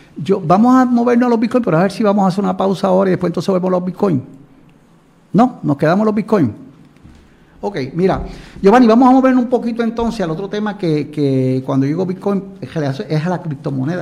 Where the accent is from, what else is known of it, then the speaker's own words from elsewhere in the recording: Puerto Rico; como somos Puerto Rico